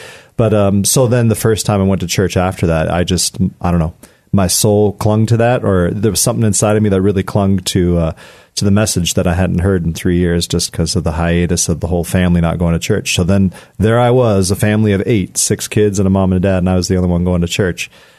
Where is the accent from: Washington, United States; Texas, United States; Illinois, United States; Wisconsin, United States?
Washington, United States; now in Colorado Springs, United States; I'm from Washington State. Yeah. Okay. Born and raised over there, and in Bellingham particularly.